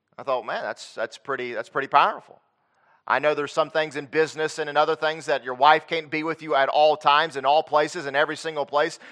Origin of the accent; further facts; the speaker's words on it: Lexington, North Carolina, United States; moved away as an adult; now in Texas, United States; I grew up in Lexington, North Carolina